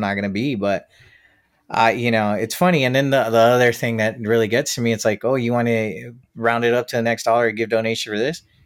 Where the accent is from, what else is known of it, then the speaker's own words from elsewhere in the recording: United States; I come from the States